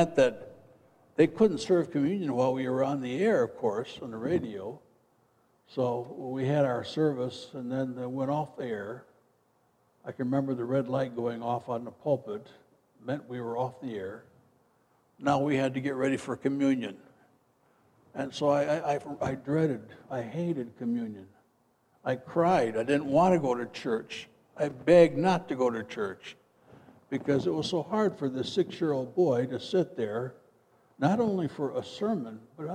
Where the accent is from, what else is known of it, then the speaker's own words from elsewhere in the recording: Midwest, United States; moved away as an adult; also born or lived in Freeport, Illinois; now in Tucson, United States; where I grew up back in the Midwest